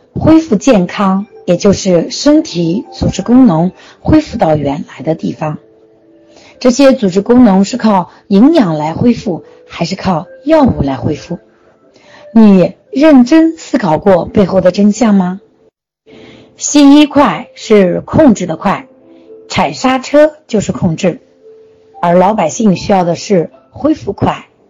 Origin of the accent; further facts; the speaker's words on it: China; 我们中国人却忽略了一个